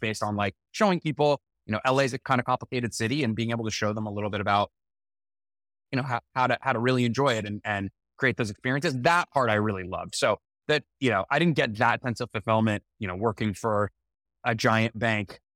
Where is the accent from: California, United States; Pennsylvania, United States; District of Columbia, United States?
California, United States; Los Angeles; my hometown